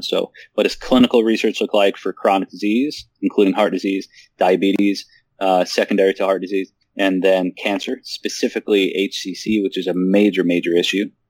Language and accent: English; Omaha, Nebraska, United States; my hometown, Omaha, Nebraska